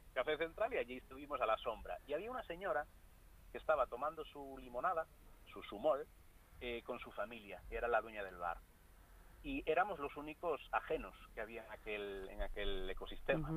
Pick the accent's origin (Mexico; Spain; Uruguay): Spain; Galicia; first language Galician; Spanish is a second language; música de Galicia, que es de donde yo soy.